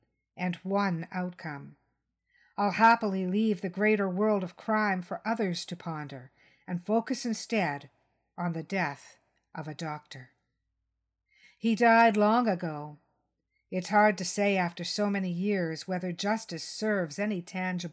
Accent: Canada; I'm just a Canadian with a pen and a podcast, a writer and a publisher

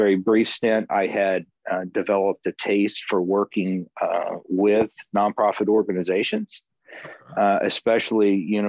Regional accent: the South, United States; moved away as an adult; also born or lived in Baton Rouge, Louisiana / Boston, Massachusetts; I grew up in the South

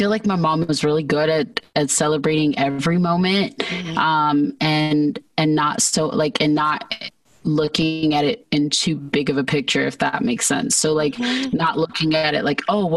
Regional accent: Georgia, United States; moved away as an adult; also born or lived in California; now in Arizona, United States; when I was about one, we all moved to Georgia. So I spent most of my childhood in Georgia

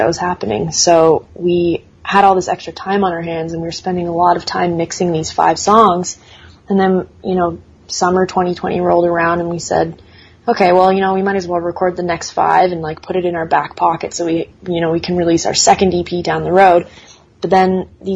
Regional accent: Canada; being Canadian

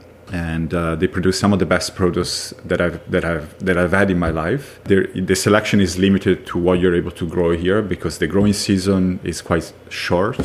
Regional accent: Piacenza, Emilia-Romagna, Italy; also born or lived in Monticelli d'Ongina, Italy / Forte dei Marmi, Italy; now in Canada; my hometown of Piacenza

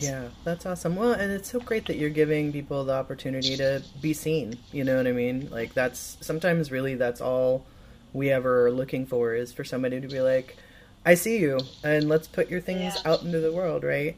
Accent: Midwest, United States; now in Los Angeles, United States; a Midwesterner like myself

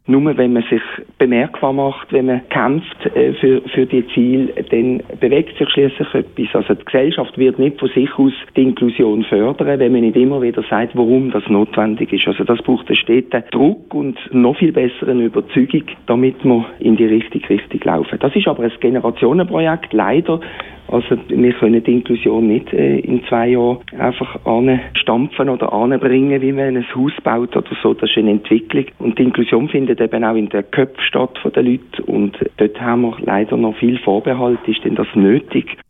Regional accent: Switzerland; Bei uns in der Schweiz

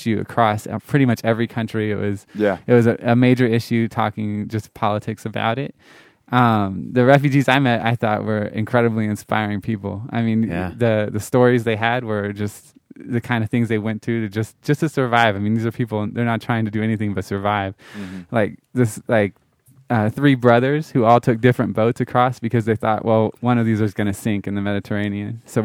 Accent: Florida, United States; I'm from Florida

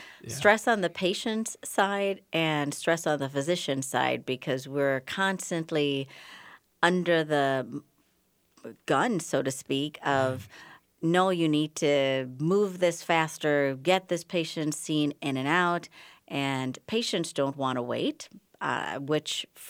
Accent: Bahamas; moved away as an adult; now in United States; I'm originally from the Bahamas, but I've lost most of my accent because I came here for college at McAllister and did my medical school training at the University of Minnesota

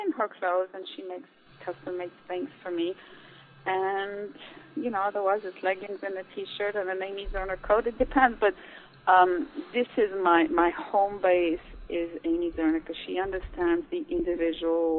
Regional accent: Switzerland; moved away as an adult; also born or lived in Austria / New York; I was raised in Switzerland, born in Austria

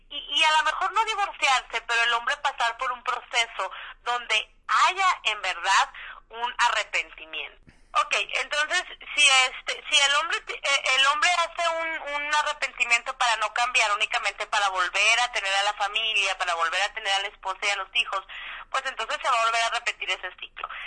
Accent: Mexico; aquí en México, en mi país

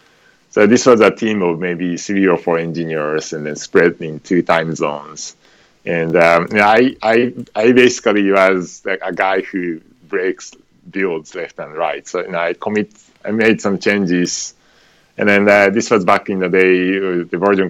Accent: Tokyo, Japan; moved away as an adult; now in United States; So I grew up in Japan, in Tokyo, and when I got old enough, I came over to the United States

